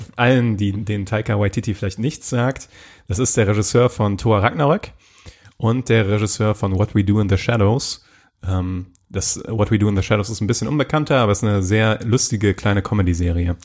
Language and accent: German; Germany; als Deutscher oder in Deutschland